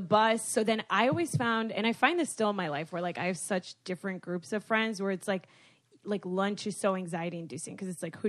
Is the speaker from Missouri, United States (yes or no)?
no; Broward County, Florida, United States; I was from Broward County.